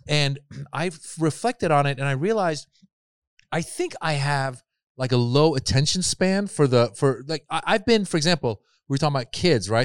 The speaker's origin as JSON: {"language": "English", "area": "Marin", "region": "Northern California", "country": "United States", "tie": "born or raised there", "also_born_or_lived": "Iran", "said": "I grew up in Marin. Again, very privileged, like, upbringing"}